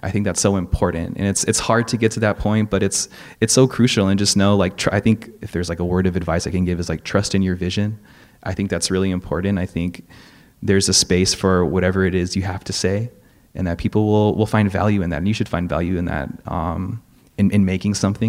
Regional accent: Gardena, California, United States; I'm from South Bay. I grew up in Gardena

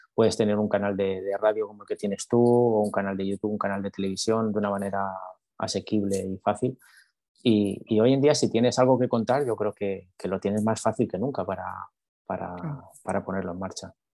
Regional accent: Madrid, Community of Madrid, Spain; moved away as an adult; now in Texas, United States; yo soy de España, soy de Madrid

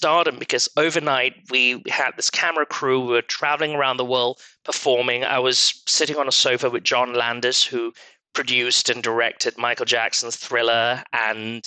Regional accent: Malaysia; moved away as an adult; also born or lived in London; now in United States; I was born and brought up in Malaysia to very Asian, Middle Eastern parents.

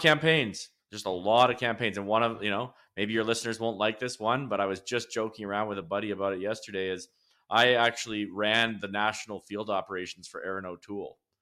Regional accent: Lacombe, Alberta, Canada; I was born in Lacombe, Alberta, which is a central Alberta town a little bit north of Red Deer

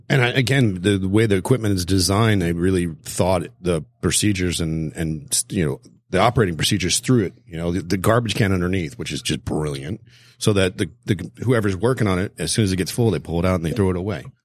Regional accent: South Florida, United States; I grew up in South Florida

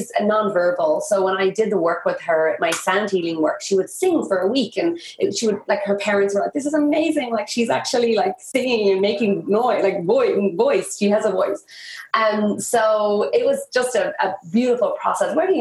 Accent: Ireland; moved away as an adult; also born or lived in India; I moved back to my hometown, or I moved back to Ireland

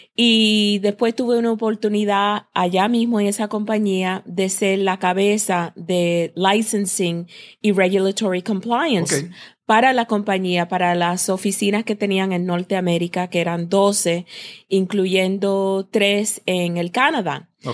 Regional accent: United States; moved away as an adult; now in Puerto Rico; como hemos sido criados en los Estados Unidos

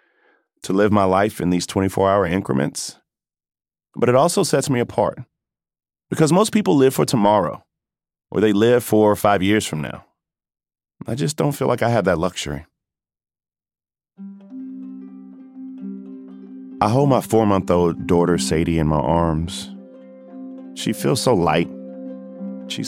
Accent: Denmark, South Carolina, United States; Voorhees College. That's a small, historically black college in my hometown.

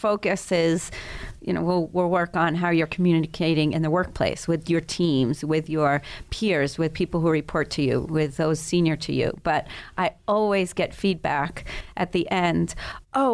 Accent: Paris, Île-de-France, France; So I grew up in Europe and started elementary school in Paris and went in the first day of elementary school in first grade and obviously didn't speak French.

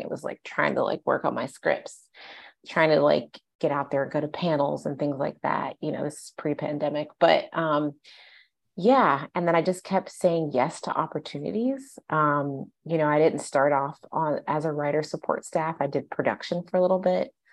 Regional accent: Ohio, United States; moved away as an adult; now in Los Angeles, United States; I'm from the Midwest. I'm from Ohio.

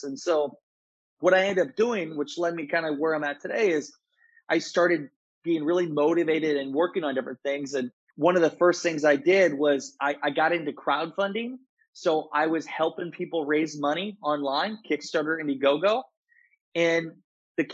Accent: Garnavillo, Iowa, United States; I was born and raised in Garnavillo, Iowa.

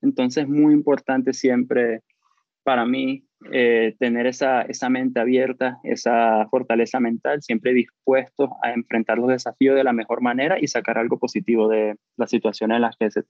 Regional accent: Brazil; accent: Brazilian; Spanish is a second language; Tengo el acento brasileño, me han dicho eso en el pasado.

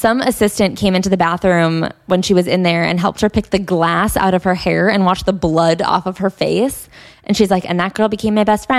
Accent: New York City, New York, United States; I grew up with crossdressers in New York City.

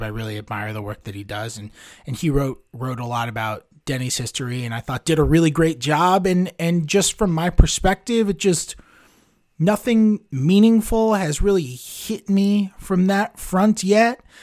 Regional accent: New York, United States; I'm a Jew from New York

